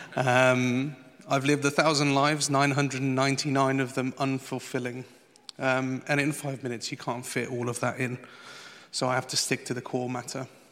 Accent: Portugal; moved away; I went back to the old country. I'm from Portugal.

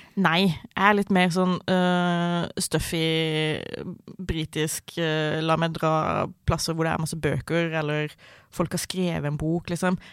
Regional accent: Sørlandet, Southern Norway, Norway; now in Oslo, Norway; Jeg vokste opp på, på Sørlandet.

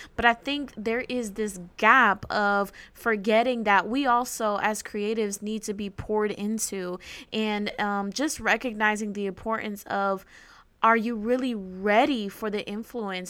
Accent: New Jersey, United States; I am from North Jersey

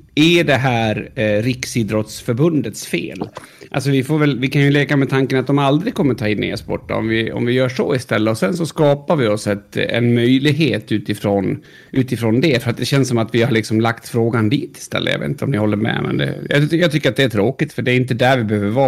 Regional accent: Sweden; vill liksom inte säga att jag är svensk

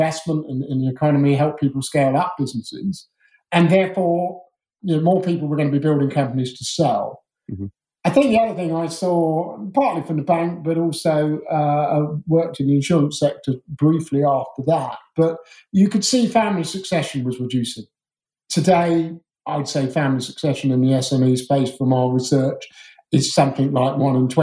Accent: Surrey, South East England, United Kingdom; I grew up as a posh Surrey schoolboy

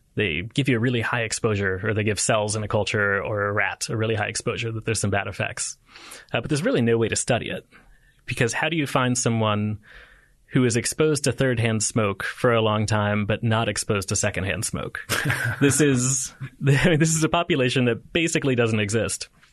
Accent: United States; as an American

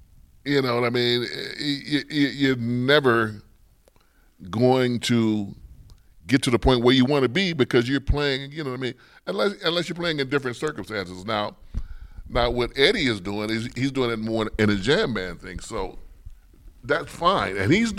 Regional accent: St. Louis, Missouri, United States; born there; also born or lived in New York; Well, I was born in St. Louis.

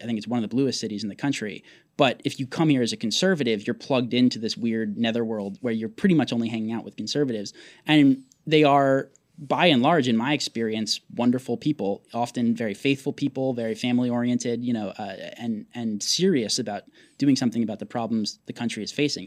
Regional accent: Portland, Oregon, United States; my brother and I both became conservative growing up in Portland

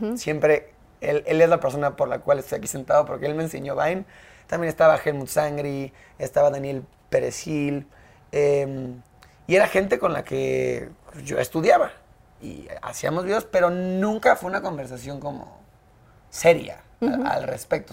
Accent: Mexico City, Mexico; also born or lived in United States; yo nací aquí en la CDMX. Sí. Nací el 29 de marzo del 96. Soy chilango.

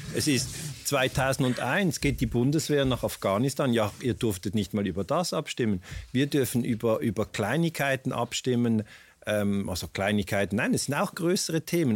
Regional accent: Switzerland; wir in der Schweiz

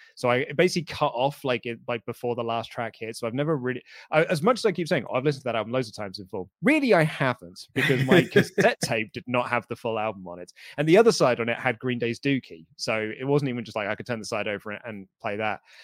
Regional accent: United Kingdom; we're a British crowd

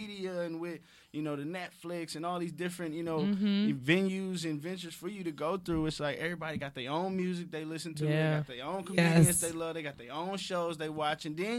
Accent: Little Rock, Arkansas, United States; I got a town. I'm from Little Rock.

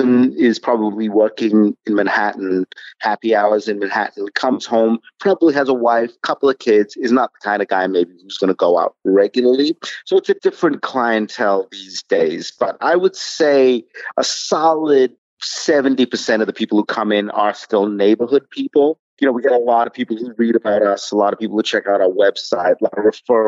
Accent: London, United Kingdom; now in Brooklyn, United States; I grew up in London

